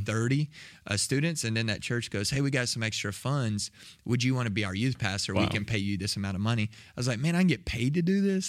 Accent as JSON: {"language": "English", "area": "south of Waco", "region": "Texas", "country": "United States", "tie": "born or raised there", "said": "Grew up in Texas, south of Waco"}